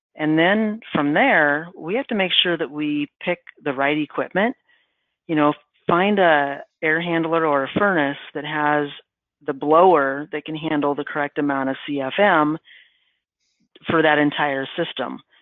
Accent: Midwest, United States; I'm from the Midwest

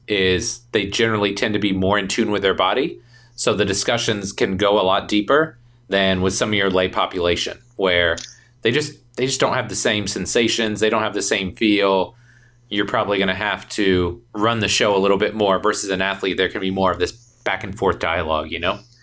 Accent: Indiana, United States; I came from Indiana

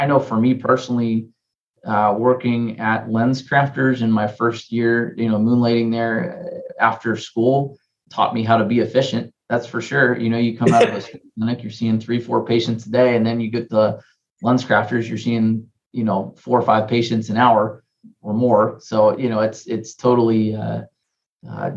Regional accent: Cincinnati, Ohio, United States; also born or lived in Pennsylvania / Philadelphia; I grew up in Cincinnati

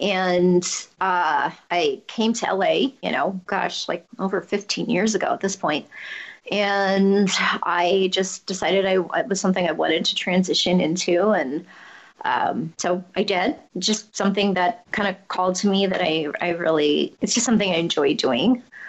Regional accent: Germany; English is a second language; I learned to speak English when I was six. I mean, I was born in Germany, and that's where I'm from, but I don't think I have an accent.

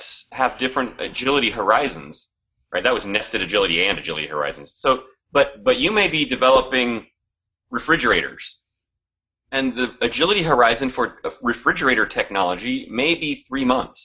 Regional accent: United States; we're both from the Washington area

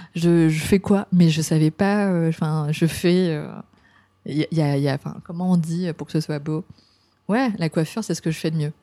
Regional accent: France; now in Japan; en tant que Français

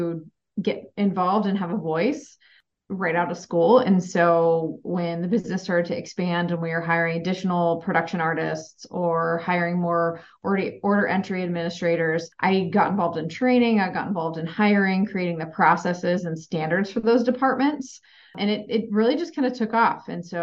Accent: Ohio, United States; moved away as an adult; also born or lived in Arizona / Chicago, Illinois; I grew up in Ohio and I went out to Arizona State for college

